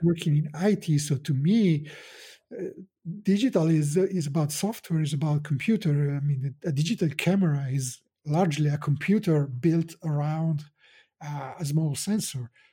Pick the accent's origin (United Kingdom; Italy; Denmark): Italy; I'm a photographer from Italy.